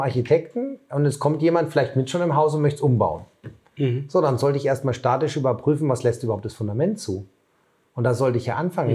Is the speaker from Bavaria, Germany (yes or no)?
yes; Bavaria, Germany; moved away; Ich komme ja ursprünglich aus Bayern